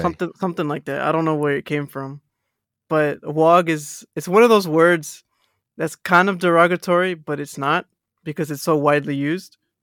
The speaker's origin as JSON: {"language": "English", "region": "Texas", "country": "United States", "accent": "American", "moved": "yes", "lives_now": "Australia", "said": "I'm from Texas"}